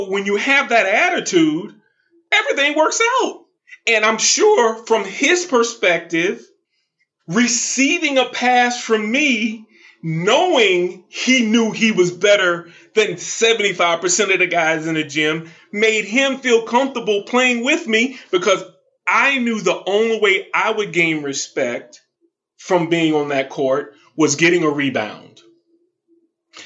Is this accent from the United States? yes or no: yes; the South, United States; moved away as an adult; I grew up in the South